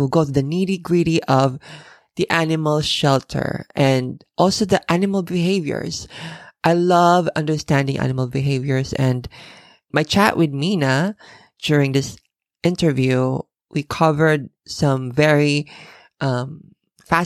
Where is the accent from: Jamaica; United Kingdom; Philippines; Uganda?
Philippines; now in Japan; I'm originally from the Philippines, and in the Philippines, we only have two seasons